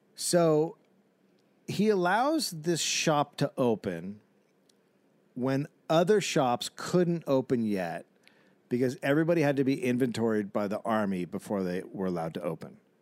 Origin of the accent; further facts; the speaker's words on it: United States; I'm American